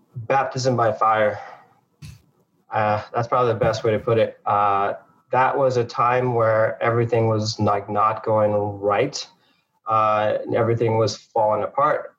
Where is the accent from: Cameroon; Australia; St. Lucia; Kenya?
St. Lucia; moved away; also born or lived in Harlem, New York; I was born there, um, and and I moved from St. Lucia uh, to New York, to uh, Harlem, New York, to live with my mom and my sister